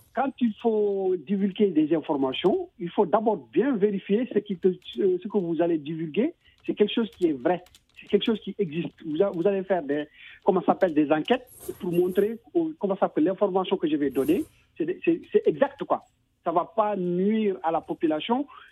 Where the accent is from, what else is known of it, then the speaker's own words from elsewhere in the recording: Burkina Faso; chez nous au Burkina Faso